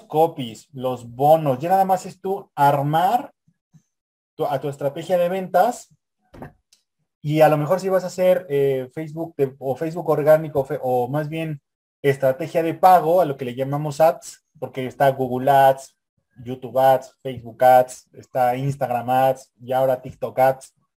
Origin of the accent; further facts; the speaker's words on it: Mexico; somos, somos mexicanos